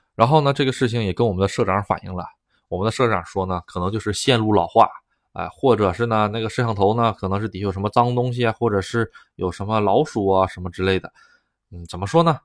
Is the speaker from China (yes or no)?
yes; China; now in Japan; 我是中国人